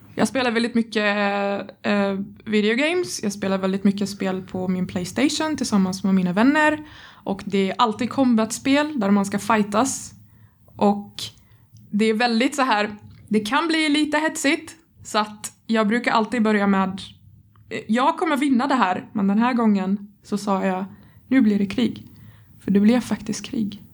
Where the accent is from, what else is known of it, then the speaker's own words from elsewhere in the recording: Egypt; Swedish is a second language; now in Sweden; jag, jag växte inte upp i Sverige. Jag kommer från Egypten